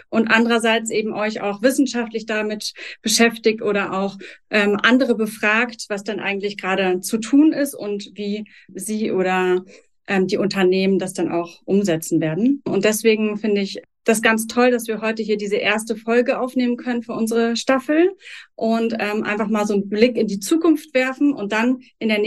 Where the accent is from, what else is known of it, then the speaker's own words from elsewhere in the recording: Berlin, Germany; Ich verfolge eure Aktivitäten ja schon ähm, als Berlinerin etwas länger, ähm, seit die Krabben durch Berlin gezogen sind